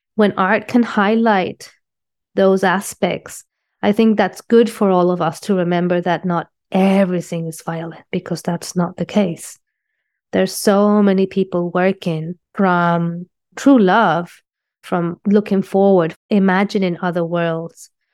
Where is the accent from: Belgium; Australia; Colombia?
Colombia; moved away as an adult; also born or lived in London, United Kingdom / Puerto Rico / New York, United States; now in Los Angeles, United States; I was born in London in 1978 from Colombian parents. And uh, I moved back to Colombia when I was six years old. I went to art school in Colombia